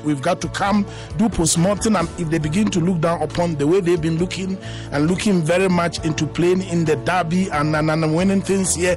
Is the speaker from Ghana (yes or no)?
yes; Ghana; now in South Africa; I'm a naturalized South African and I'm a Ghanaian by nationality. I live in South Africa.